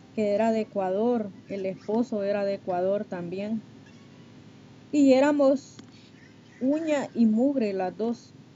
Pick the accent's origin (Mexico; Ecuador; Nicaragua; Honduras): Honduras; now in Texas, United States; Soy de Honduras, pero estoy aquí en, en Texas.